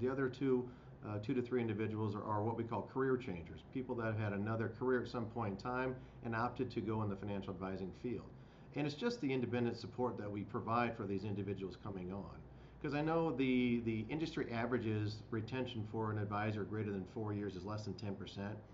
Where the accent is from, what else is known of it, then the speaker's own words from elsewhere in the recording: Midwest, United States; living in the Midwest, growing up in the Midwest